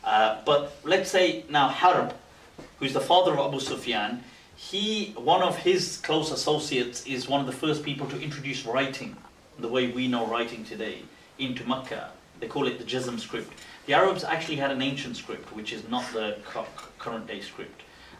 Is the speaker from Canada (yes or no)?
no; Pakistan; now in United Kingdom; So we now also start to take pride in it because we are also Pakistani.